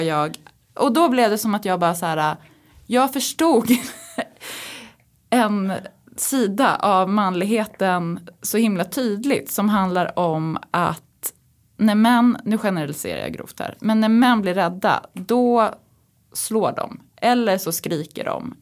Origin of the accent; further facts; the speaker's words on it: Uppsala, Uppsala County, Sweden; now in Stockholm, Sweden; jag är liksom uppväxt i Uppsala